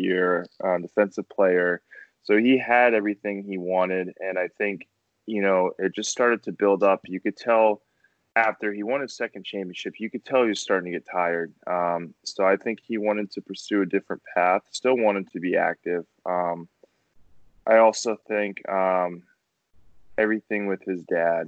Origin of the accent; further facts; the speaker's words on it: Quincy, Massachusetts, United States; Growing up in Quincy, live in the Boston area